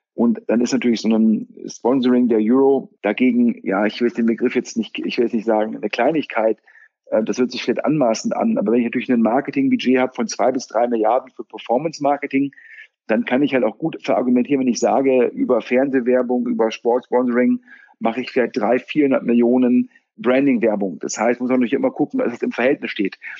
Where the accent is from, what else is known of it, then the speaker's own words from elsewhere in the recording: Düsseldorf, North Rhine-Westphalia, Germany; als Düsseldorfer